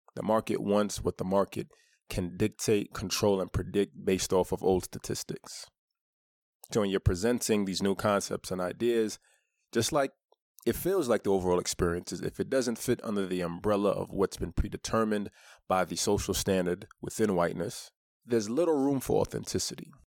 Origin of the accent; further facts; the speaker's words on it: New York City, New York, United States; I grew up in Brooklyn